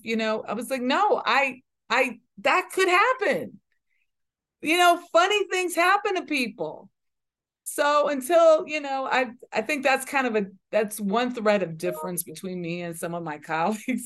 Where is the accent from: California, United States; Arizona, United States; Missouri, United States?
California, United States; Los Angeles; when I was growing up in South Central Los Angeles